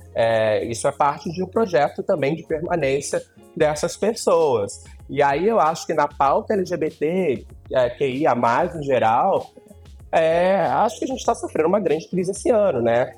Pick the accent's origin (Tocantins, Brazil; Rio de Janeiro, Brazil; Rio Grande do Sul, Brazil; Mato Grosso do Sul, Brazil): Rio de Janeiro, Brazil; interior of Rio de Janeiro state, Brazil; moved away as an adult; now in São Paulo, Brazil; hoje eu sou radicada e paulistana, né, de coração, amo essa cidade, mas na verdade é, eu sou mesmo é carioca. É, não é carioca não, nasci no interior do Rio, e mas morei no Rio muito tempo